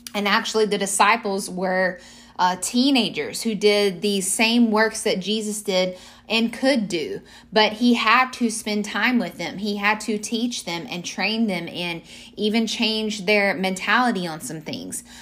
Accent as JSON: {"language": "English", "region": "Mississippi", "country": "United States", "moved": "as an adult", "lives_now": "Portland, United States", "said": "we come back home from the South in Mississippi"}